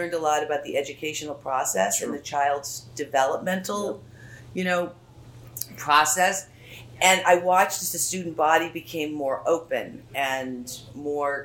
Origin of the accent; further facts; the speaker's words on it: Wellesley, Massachusetts, United States; I grew up in Wellesley. I went to Wellesley High School.